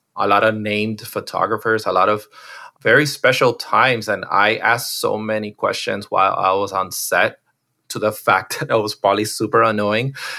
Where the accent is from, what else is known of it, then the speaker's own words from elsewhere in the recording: Miami, Florida, United States; I'm one of those, like, uh, rare ones that was born and raised in Miami.